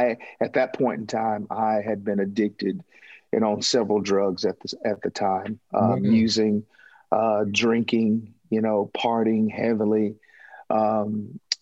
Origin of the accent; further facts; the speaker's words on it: Toccoa, Georgia, United States; Toccoa, Georgia, to be exact. A little small town in northeast